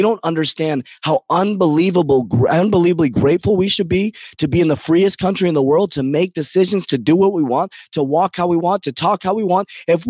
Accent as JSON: {"language": "English", "country": "United States", "tie": "born or raised there", "said": "I love America. I was born in America. I'm an American."}